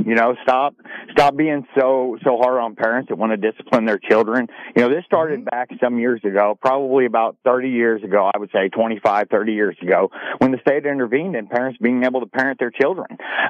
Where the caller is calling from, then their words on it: Tennessee, United States; I'm here from East Tennessee, and I caught the tail end of what you're talking about as far as the guns and the firearms and stuff like that.